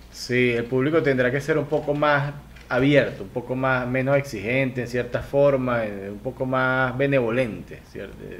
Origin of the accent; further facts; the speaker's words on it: Venezuela; now in Guayaquil, Ecuador; yo soy venezolano, pero vivo en Ecuador, vivo en Guayaquil